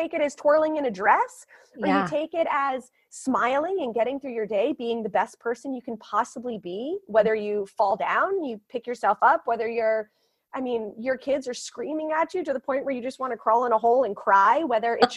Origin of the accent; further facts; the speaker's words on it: Miami, Florida, United States; moved away; also born or lived in New York; born and raised in Miami